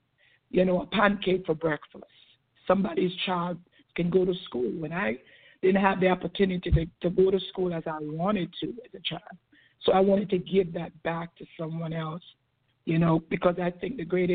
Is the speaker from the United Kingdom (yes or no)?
no; Jamaica; now in United States; I came from Jamaica. My parents had 12 children, and I'm the last one of 12